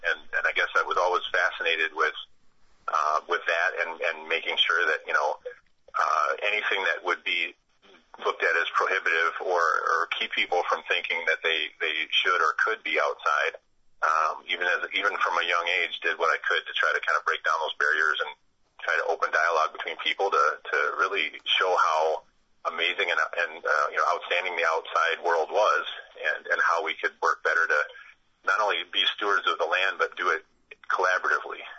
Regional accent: Madison, Wisconsin, United States; I'm a lifelong Wisconsinite, um, uh, essentially born and raised in the Madison area.

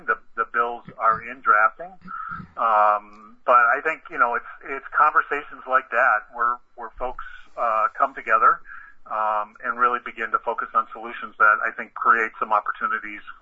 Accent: Watertown, Wisconsin, United States; the farmlands around Watertown, Wisconsin, where I grew up.

